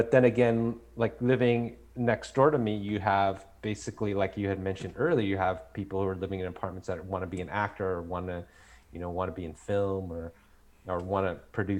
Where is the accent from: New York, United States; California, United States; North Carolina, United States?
California, United States; Southern; I'm born and raised in Southern California